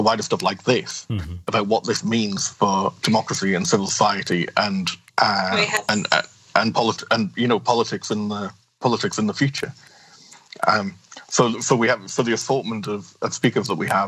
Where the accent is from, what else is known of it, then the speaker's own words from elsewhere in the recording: United Kingdom; moved away as an adult; now in Belgium; Less British as a result